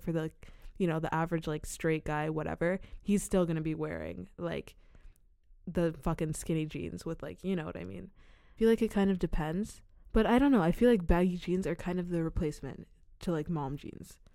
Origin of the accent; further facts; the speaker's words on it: Czechia; I'm half American and half Sierra Leonean, but I'm from the Czech Republic. Like, that's where I was born and raised.